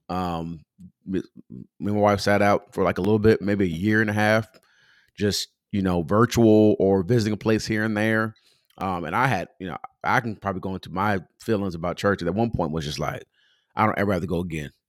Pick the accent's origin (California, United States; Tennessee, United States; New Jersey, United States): California, United States; Pomona; moved away as an adult; also born or lived in Moreno Valley, California; now in Atlanta, United States; I'm from Pomona, California. So I grew up in church called New Testament